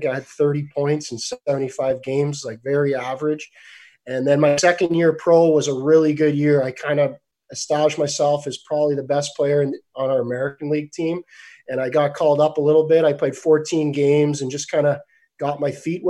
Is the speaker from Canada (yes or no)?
yes; Canada; a Canadian kid growing up